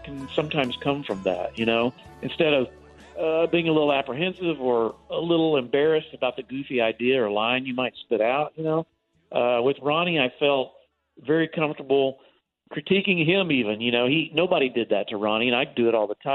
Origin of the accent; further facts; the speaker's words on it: Texas, United States; moved away as an adult; growing up in Texas